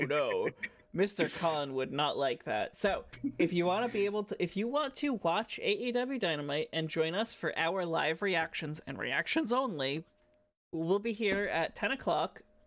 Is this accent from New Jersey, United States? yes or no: yes; New Jersey, United States; now in Toronto, Canada; as much as I am currently residing in Toronto, I am from New Jersey